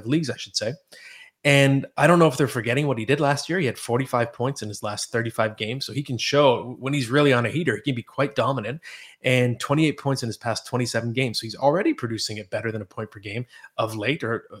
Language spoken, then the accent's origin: English; Oakville, Ontario, Canada